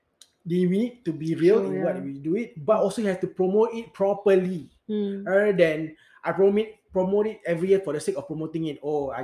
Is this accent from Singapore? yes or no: yes; Singapore; as a Singaporean, I serve army also.